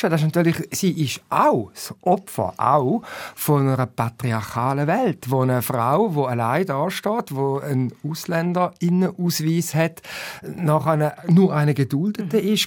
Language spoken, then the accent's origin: German; Switzerland; born there; Also wir sind in der Schweiz geboren, du Katja, bist in Deutschland geboren da ist vieles schon mal sehr gut.